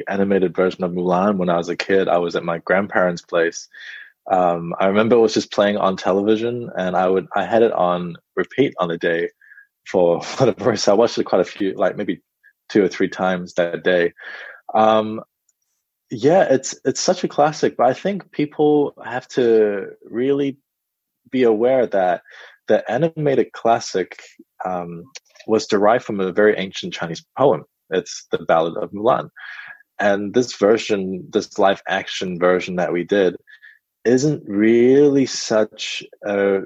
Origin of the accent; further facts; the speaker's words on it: Auckland, New Zealand; also born or lived in China / Perth, Australia / Sydney, Australia; at the age of 8, I arrived in New Zealand. And I've been raised in Auckland ever since.